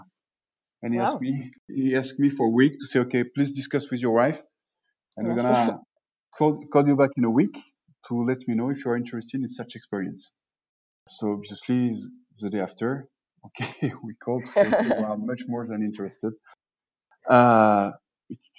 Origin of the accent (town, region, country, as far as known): France; moved away as an adult; also born or lived in Bordeaux / Reims / Paris / Lille